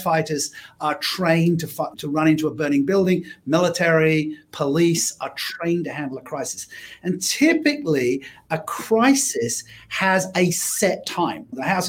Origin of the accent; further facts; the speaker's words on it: Australia; I can't tell you what the name of the game was because being Australian, it was suitably irreverent.